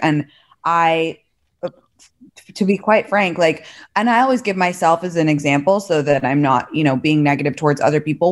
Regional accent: London, United Kingdom; moved away as an adult; also born or lived in San Francisco Bay Area / San Francisco / New York; now in Los Angeles, United States; I'm from London originally, went to Stanford undergrad

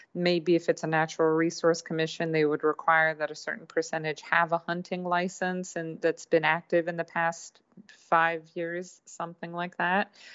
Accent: Hungary; also born or lived in California / Wisconsin; now in Vallejo, United States; I am a Californian, though I grew up mostly in Hungary in Eastern Europe. I was was born in Hungary.

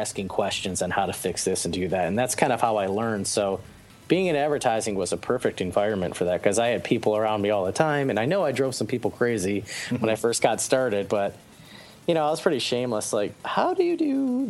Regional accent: Michigan, United States; I grew up in Michigan

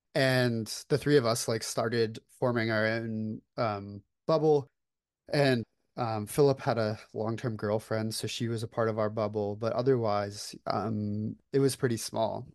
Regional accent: Florida, United States; moved away as an adult; now in Atlanta, United States; I was born and raised in Florida

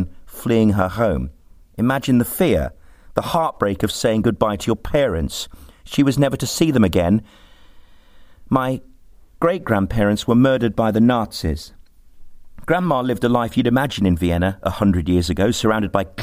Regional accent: Birmingham, West Midlands, United Kingdom; Growing up in Birmingham was culturally rich

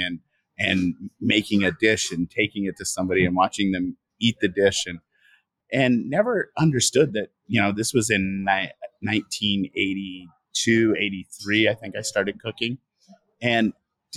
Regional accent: Washington, United States; also born or lived in Egypt; I grew up in Washington State, about 100 miles east of Seattle, and had moved from Egypt

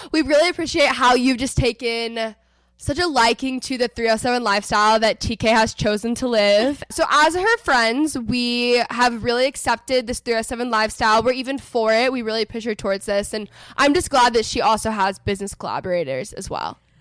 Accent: Texas, United States; moved away as an adult; also born or lived in Los Angeles; I'm from Texas originally. I'm currently living in Texas. I was in LA for the past four and a half years.

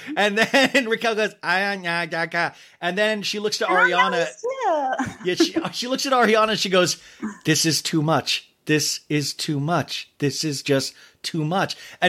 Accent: Arizona, United States; also born or lived in Kansas; when you grow up in a normal town, like I grew up in Kansas and then Arizona

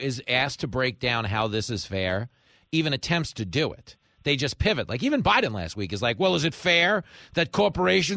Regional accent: Levittown, New York, United States; I grew up in Levittown

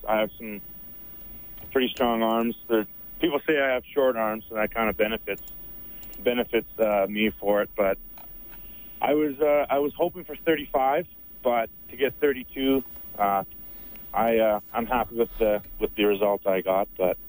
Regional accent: Sherwood Park, Alberta, Canada; Sherwood Park.

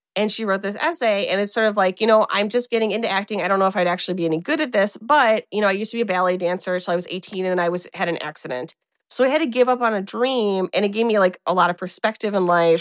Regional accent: Midwest, United States; accent: flat Midwestern; I have such a flat Midwestern accent

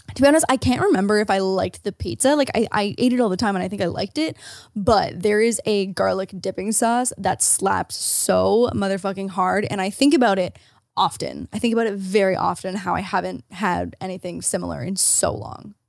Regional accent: Ontario, Canada; As an Ontarian

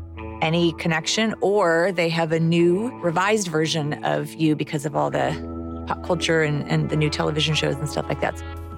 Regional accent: Chicago, Illinois, United States; When we were growing up in Chicago

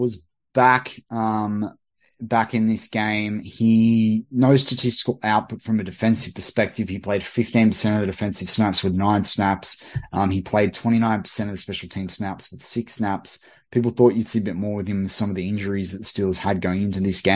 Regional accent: Australia; as an Aussie

